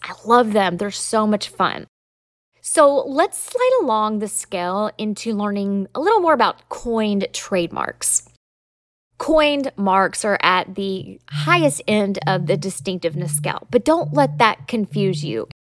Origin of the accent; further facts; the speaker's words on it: Southern, United States; accent: Southern; my Southern accent